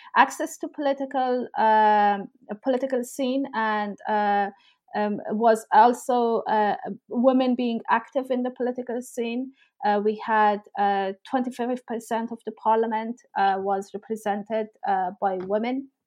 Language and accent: English; Herat, Afghanistan; also born or lived in Kabul / Pakistan / Toronto, Canada / Oxford, England; now in Exeter, United Kingdom; I am from Afghanistan. I grew up in Herat, uh, a city in northwestern parts of the country, and I've lived most of my life uh, in Herat and Kabul.